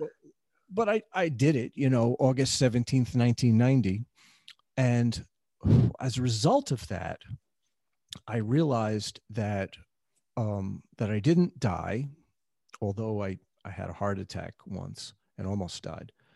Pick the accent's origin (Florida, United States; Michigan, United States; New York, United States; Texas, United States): New York, United States; New York City; I grew up in the New York City of the seventies